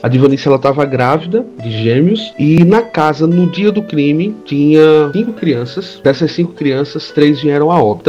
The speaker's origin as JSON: {"language": "Portuguese", "region": "Paraíba", "country": "Brazil", "said": "basicamente aqui todos somos paraibanos"}